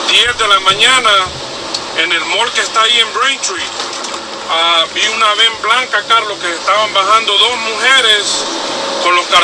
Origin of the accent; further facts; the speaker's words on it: Honduras; moved away; Esto me recuerda en mi país a los chivos